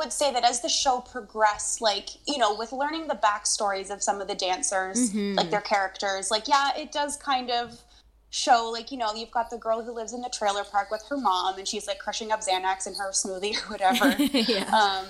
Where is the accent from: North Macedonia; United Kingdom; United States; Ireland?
United States; East Coast; now in Canada; I am from, you know, I grew up in the East Coast of US, and now I'm in Canada.